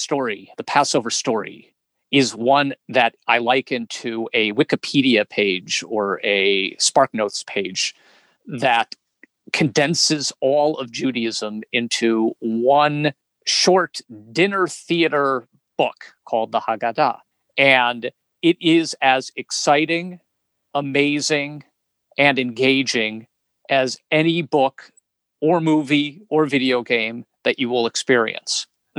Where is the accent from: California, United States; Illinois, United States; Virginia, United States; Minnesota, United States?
Illinois, United States; Chicago; born there; I was born in Chicago, Illinois, and moved about 11 times before I was 21 years old.